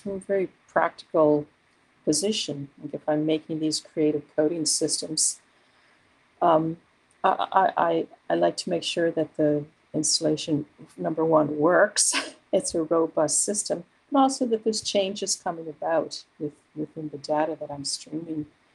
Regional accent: Newfoundland and Labrador, Canada; moved away; I am originally from Newfoundland, so I have a link to the landscape of that place

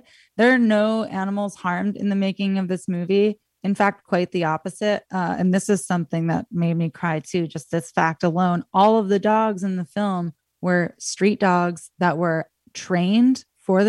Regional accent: United States; as an American viewer

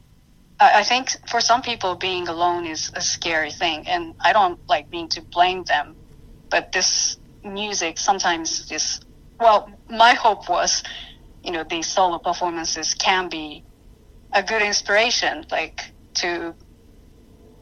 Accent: Japan; moved away; I'm from Japan

